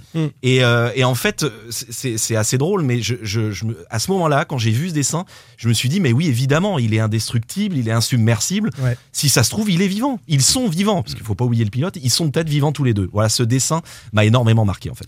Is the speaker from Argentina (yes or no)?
yes; Argentina; French is a second language; moved away; also born or lived in Nantes, France; on est tous des Argentins